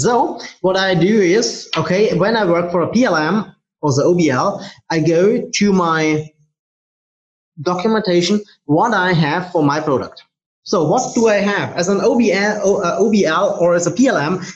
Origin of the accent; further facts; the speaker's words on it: Germany; I'm from Germany.